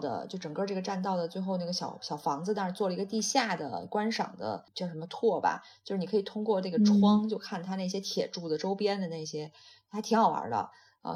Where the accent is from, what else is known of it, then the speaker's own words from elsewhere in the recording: Shandong, China; 我是山东的，那我们那个其实很早以前就是每年有多少道禁渔期